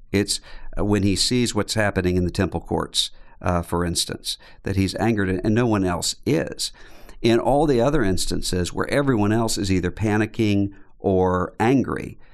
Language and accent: English; Biloxi, Mississippi, United States; I grew up in Biloxi, Mississippi, which is right on the coastline, Mississippi, just out from New Orleans.